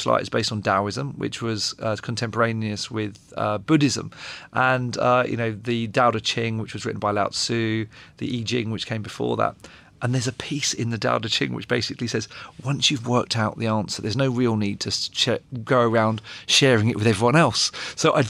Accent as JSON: {"language": "English", "region": "London", "country": "United Kingdom", "tie": "born or raised there", "said": "I grew up in North London in the 80s"}